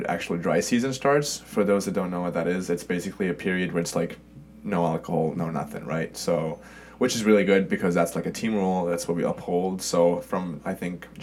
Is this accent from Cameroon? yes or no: no; Sweden; moved away as an adult; also born or lived in Germany / Stockholm, Sweden; now in United States; I grew up in Sweden, and I therefore consider myself Swedish